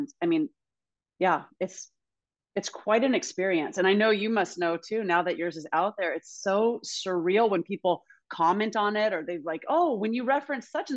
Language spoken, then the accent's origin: English; Alabama, United States; I grew up in Alabama in the dirt.